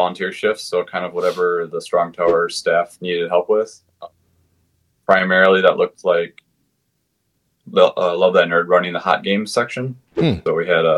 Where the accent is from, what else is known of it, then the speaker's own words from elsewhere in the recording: Wisconsin, United States; I'm from Midwest, Wisconsin, to be more specific.